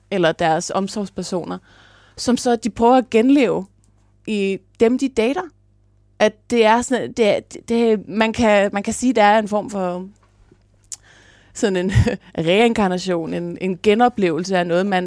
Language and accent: Danish; Jutland, Denmark; accent: Jutlandic; jeg snakker jysk normalt.